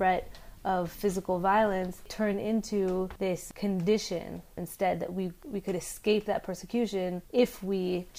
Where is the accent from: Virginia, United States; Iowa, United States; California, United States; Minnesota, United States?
California, United States; I was born and raised in California, and I went to UC Berkeley for college